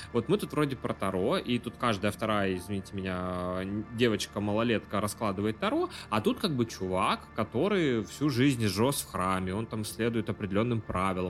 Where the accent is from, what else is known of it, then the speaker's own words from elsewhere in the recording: Yakutia, Sakha Republic, Russia; я из Якутии